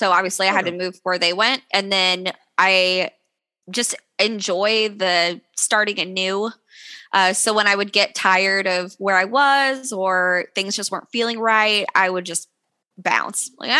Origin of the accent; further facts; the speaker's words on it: Missouri, United States; also born or lived in Kentucky / Tennessee / Texas; now in Alaska, United States; I'm originally from Missouri.